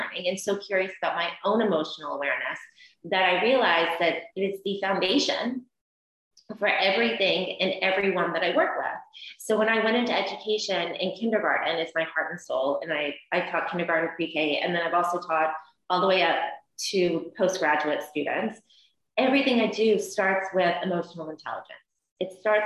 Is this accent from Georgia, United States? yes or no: yes; Columbus, Georgia, United States; I am from the deep South. I'm from Columbus, Georgia